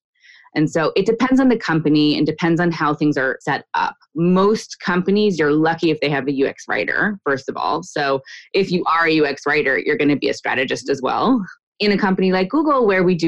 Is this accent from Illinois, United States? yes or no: no; New Jersey, United States; moved away as an adult; also born or lived in Boston; now in Israel; Grew up in New Jersey, went to college in Boston